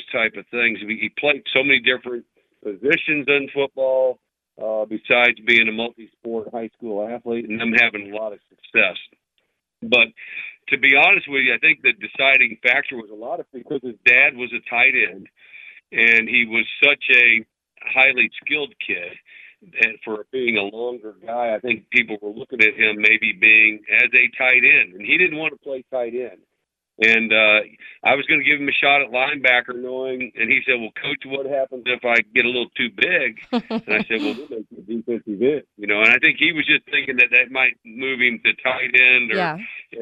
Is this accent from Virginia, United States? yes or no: no; St. Louis, Missouri, United States; moved away; I'm a Midwest guy. I grew up in St. Louis and outside of St. Louis